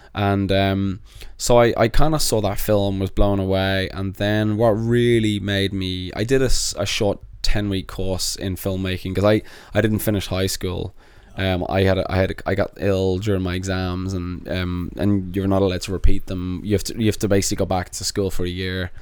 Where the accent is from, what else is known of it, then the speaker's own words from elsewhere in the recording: Dublin, Leinster, Ireland; moved away as an adult; also born or lived in London, United Kingdom; now in United States; I moved from London to Dublin and had an accent